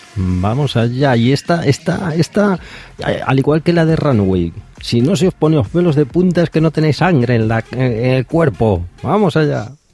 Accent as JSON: {"language": "Spanish", "town": "A Coruña", "region": "Galicia", "country": "Spain", "said": "de Coruña, de aquí de donde soy yo, de Galicia"}